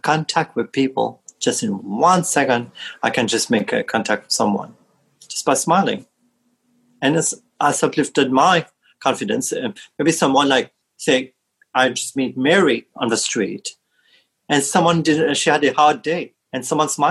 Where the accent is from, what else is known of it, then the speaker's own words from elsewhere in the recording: Mauritius; moved away; when I was back in Mauritius, in my home country